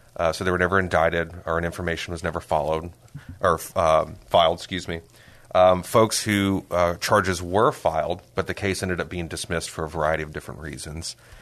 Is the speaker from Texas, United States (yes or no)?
yes; San Antonio, Texas, United States; also born or lived in Austin; I am a, a native of San Antonio. I was born and raised here. I've lived here, uh, my whole life